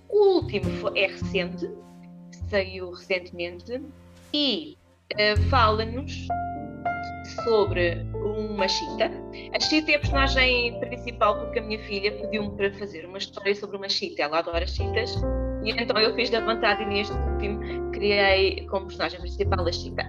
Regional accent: Vila Franca de Xira, Lisbon, Portugal; now in Alhandra, Portugal; sou nascida e criada uh, na zona de Vila Franca, embora esteja a morar em Alhandra atualmente.

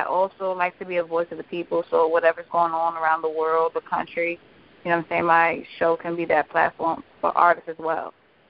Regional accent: New York, United States; now in Virginia, United States; I'm an 82 baby, so I've always been a fan of local independent artists. I'm from New York, so that's all I grew up around.

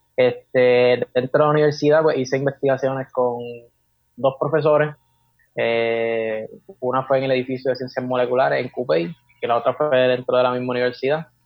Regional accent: Carolina, Puerto Rico; also born or lived in Fajardo, Puerto Rico; nací en Fajardo, Puerto Rico, pero me crié en Carolina, Puerto Rico, actualmente vivo acá en Carolina

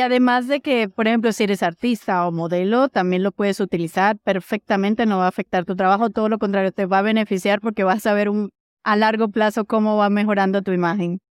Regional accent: Venezuela; now in Mexico; soy venezolana, ya naturalizada mexicana

